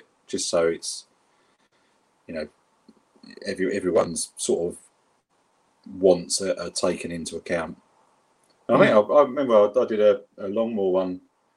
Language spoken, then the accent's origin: English; London, United Kingdom; accent: South London; my South London accent that I've got